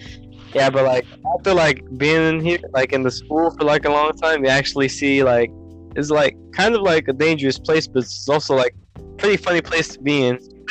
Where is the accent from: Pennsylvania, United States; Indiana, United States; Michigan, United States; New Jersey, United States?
Indiana, United States; Hammond; now in Washington, United States; I came from Hammond, Indiana, right? So the second I went into Washington, everybody was new to me.